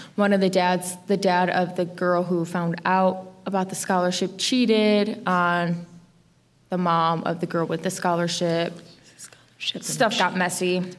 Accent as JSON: {"language": "English", "town": "Chicago", "region": "Illinois", "country": "United States", "tie": "born or raised there", "moved": "yes", "said": "I grew up in Chicago"}